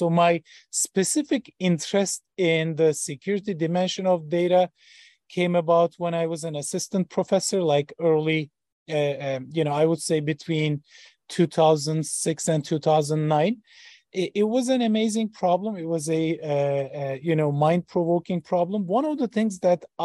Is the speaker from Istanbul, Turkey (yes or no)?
no; Ankara, Turkey; moved away as an adult; also born or lived in Boston, United States / Switzerland; now in Columbus, United States; So I was born in Ankara, Turkey. That was my hometown for 20 years.